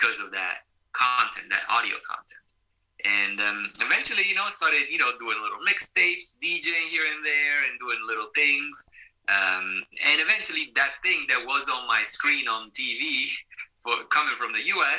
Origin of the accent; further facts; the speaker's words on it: Venice, Veneto, Italy; now in United States; born and raised in Venice, Italy